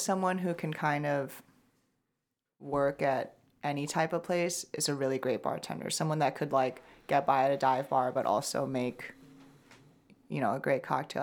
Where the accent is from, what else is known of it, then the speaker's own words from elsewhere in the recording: Shanghai, China; now in United States; I'm from Shanghai